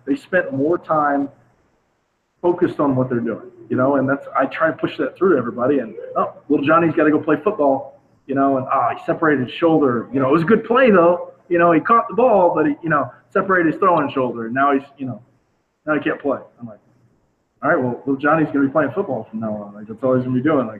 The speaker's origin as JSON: {"language": "English", "region": "the South", "country": "United States", "said": "especially like I was saying, I'm from the South. We're a seasonal town where we go from football, basketball, baseball."}